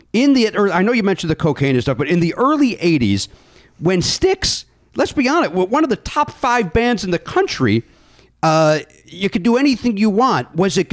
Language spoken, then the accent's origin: English; Hometown, Illinois, United States; moved away; growing up in Hometown